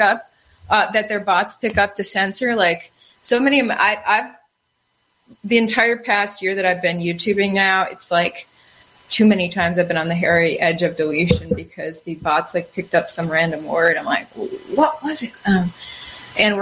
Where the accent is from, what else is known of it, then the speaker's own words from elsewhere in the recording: Wisconsin, United States; I'm from Wisconsin.